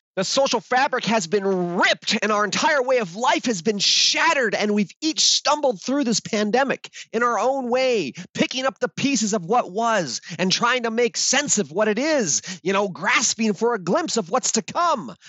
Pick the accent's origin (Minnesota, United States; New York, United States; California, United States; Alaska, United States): Alaska, United States; I grew up in Alaska in a plywood shack.